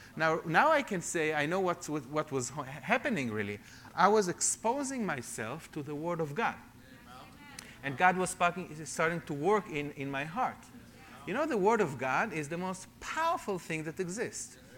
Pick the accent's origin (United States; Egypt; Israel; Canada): Israel; Jerusalem, Jerusalem District; also born or lived in London; I grew up as a secular Jewish man in Jerusalem.